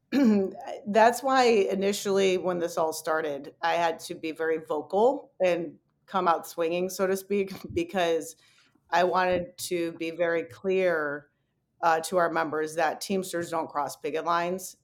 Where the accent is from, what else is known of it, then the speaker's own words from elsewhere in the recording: Detroit, Michigan, United States; moved away; I was born and raised in Detroit